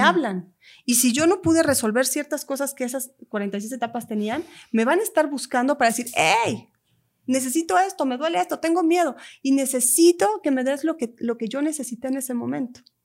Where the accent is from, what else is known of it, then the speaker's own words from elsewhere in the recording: Lake Atitlán, Sololá, Guatemala; Hay un lago en Guatemala que es mi lugar sagrado, que es donde yo crecí. Es un lago, el lago de Atitlán, con tres volcanes.